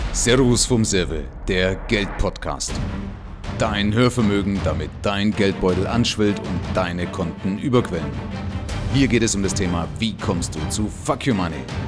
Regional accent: Germany; bei uns in Deutschland

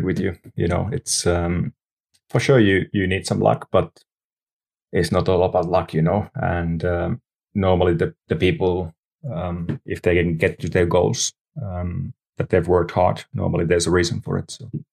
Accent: Lahti, Päijät-Häme, Finland; English is a second language; also born or lived in Nastola; Lahti, Finland, which is my hometown

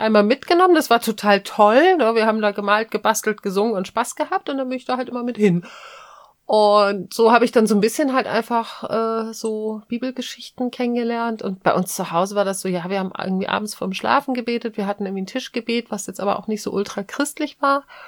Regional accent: Hamburg, Germany; ich bin ja in Hamburg groß geworden

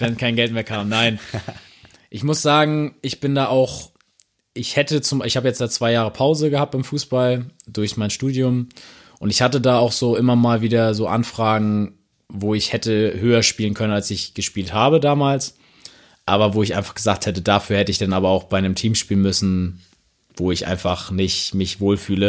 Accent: Hamburg, Germany; ich einfach erwähnen als Hamburger

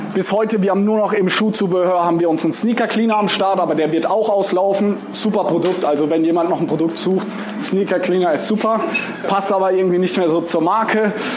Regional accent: Mannheim, Baden-Württemberg, Germany; Ich komme aus Mannheim. Mannheim ist so eine Stunde anderthalb von hier

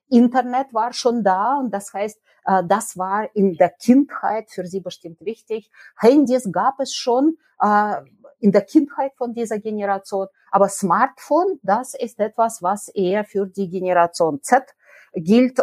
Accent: Nizhny Novgorod, Nizhny Novgorod Oblast, Russia; German is a second language; moved away as an adult; also born or lived in Bielefeld, Germany; now in Cologne, Germany; Nizhny Novgorod in Russland an der Wolga, ganz weit, also 3000 Kilometer von hier und deswegen bin ich auch eine Fremde, sowohl in Deutschland als auch in Bielefeld.

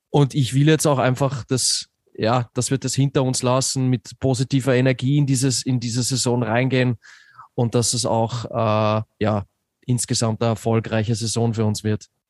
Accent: Austria; bei mir als Österreicher

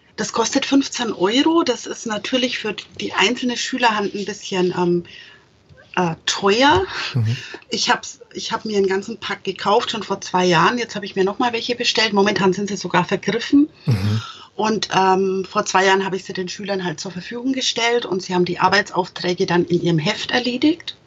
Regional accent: Franconia, Germany; als Franke.

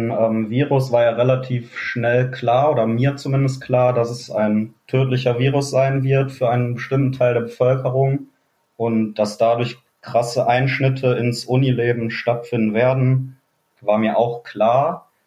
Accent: Neukirchen-Vluyn, North Rhine-Westphalia, Germany; komme aus dem wunderschönen Neukirchen

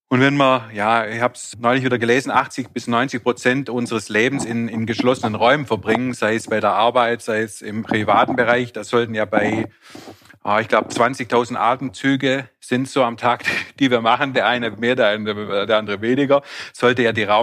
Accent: Baden-Württemberg, Germany; Als Schwabe stellt sich dann mir natürlich gleich die Frage, was das alles kostet.

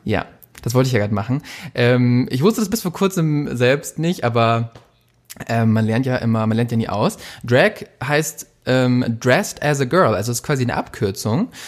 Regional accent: Munich, Bavaria, Germany; aus unserer, meiner Heimat München.

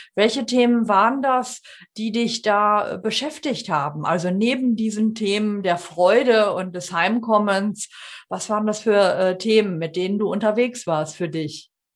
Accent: North Rhine-Westphalia, Germany; ich komme ja aus NRW

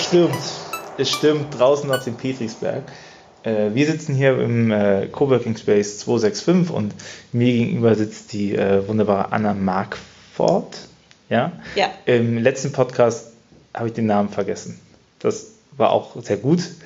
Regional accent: Cologne, North Rhine-Westphalia, Germany; als Kölner

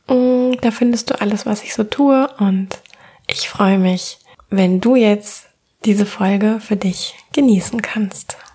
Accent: Cologne, North Rhine-Westphalia, Germany

